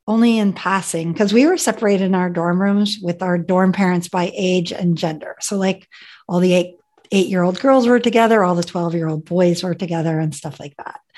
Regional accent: Ethiopia; born there; So, believe it or not, I was born in Ethiopia my parents were evangelical missionaries that wanted to spread the gospel to those who had not heard.

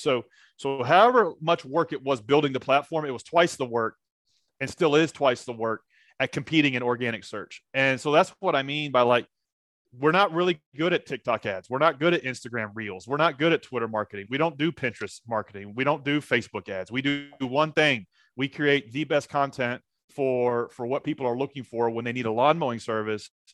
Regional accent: Nashville, Tennessee, United States; I'm from Nashville, Tennessee

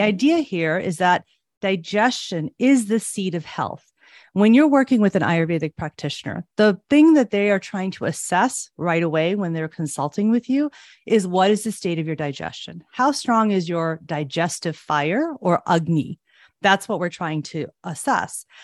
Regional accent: Chicago, Illinois, United States; I was born and raised in Chicago

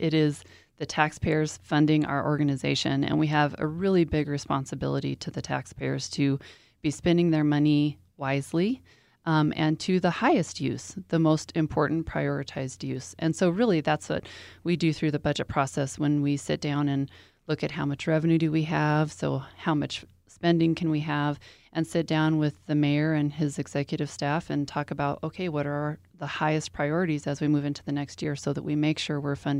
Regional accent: Colorado Springs, Colorado, United States; I am a native of Colorado Springs.

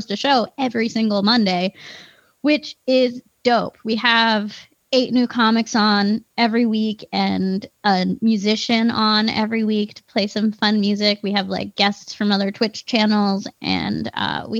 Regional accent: East Coast, United States; also born or lived in Philadelphia; now in Wisconsin, United States; I'm from the East Coast, mm-hmm, and it was a huge shock when I moved here, because like, when I lived in Philadelphia

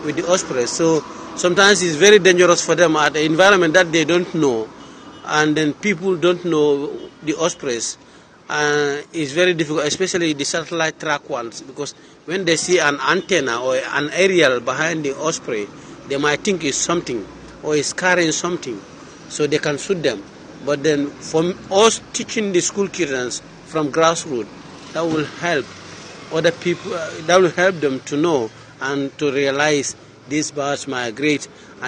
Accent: Gambia; from the Gambia, West Africa.

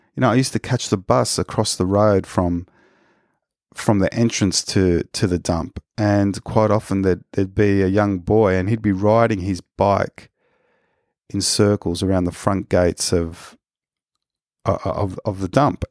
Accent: Australia; first language Spanish; English is a second language; I have Spanish nationality because of my parents, and I, I have these privileges as an Australian

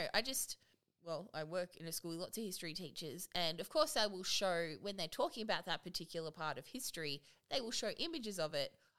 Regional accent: Australia; I'm Australian.

